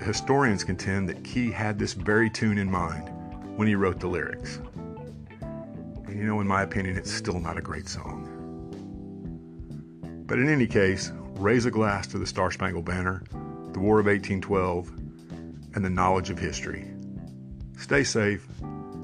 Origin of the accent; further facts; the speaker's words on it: United States; as Americans